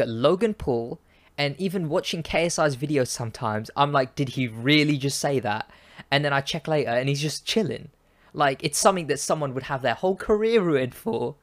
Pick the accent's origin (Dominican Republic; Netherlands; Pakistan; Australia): Pakistan; I'm Pakistani.